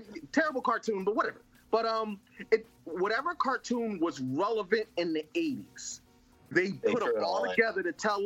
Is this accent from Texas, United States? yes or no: no; Philadelphia, Pennsylvania, United States; I grew up in Philadelphia, the heart of the hood, in a public school